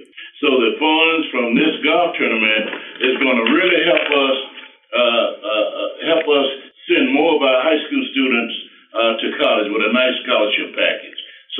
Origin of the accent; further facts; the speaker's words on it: Durham, North Carolina, United States; moved away as an adult; also born or lived in Winston-Salem, North Carolina; I went back home to Durham, North Carolina